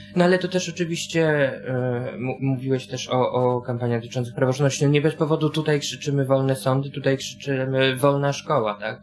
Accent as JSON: {"language": "Polish", "town": "Warsaw", "region": "Masovian Voivodeship", "country": "Poland", "tie": "born or raised there", "said": "chodziłem do szkoły na warszawskiej pracy, gdzie mieszkam od urodzenia"}